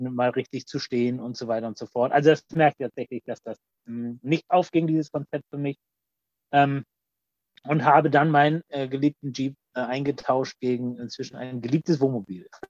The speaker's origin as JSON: {"language": "German", "town": "Mannheim", "region": "Baden-Württemberg", "country": "Germany", "tie": "born or raised there", "also_born_or_lived": "Kappeln, Schleswig-Holstein / Oldenburg, Lower Saxony"}